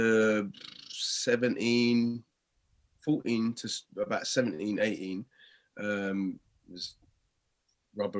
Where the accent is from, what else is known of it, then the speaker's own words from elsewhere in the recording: London, United Kingdom; also born or lived in Stratford / Custom House; Canning Town